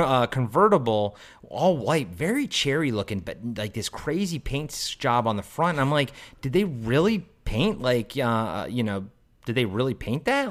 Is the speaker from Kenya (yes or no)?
no; United States; I grew up outside of D C